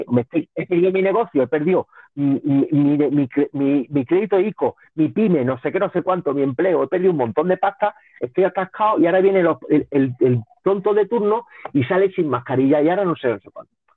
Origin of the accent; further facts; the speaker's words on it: Linares, Andalusia, Spain; also born or lived in Barcelona; Yo soy de Linares, yo te estoy hablando de Linares.